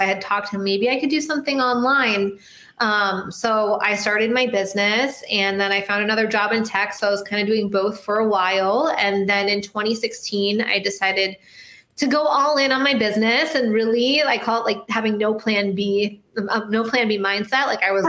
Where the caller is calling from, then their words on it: Miami, Florida, United States; I'm in Miami, sunny Miami, Florida.